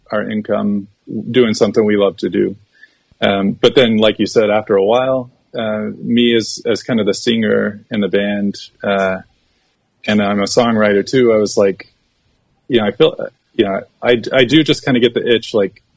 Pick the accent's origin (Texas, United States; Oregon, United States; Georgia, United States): Texas, United States; growing up in Texas and living in Central Texas